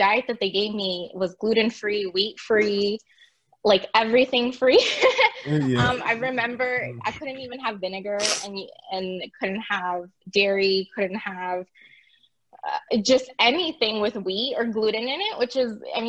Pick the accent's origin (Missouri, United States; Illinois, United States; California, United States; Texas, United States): California, United States; born there; also born or lived in Puerto Rico; I was born in California. Me and my parents moved to Puerto Rico, in 2001, towards the end.